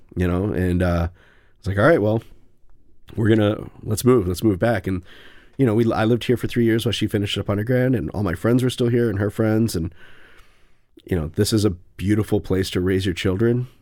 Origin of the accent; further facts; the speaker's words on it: New London, Wisconsin, United States; now in Madison, United States; I'm from Wisconsin. I'm from New London, Wisconsin